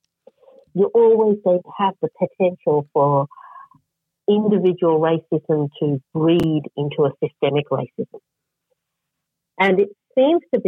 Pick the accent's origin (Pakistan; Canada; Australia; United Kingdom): Australia; growing up in Australia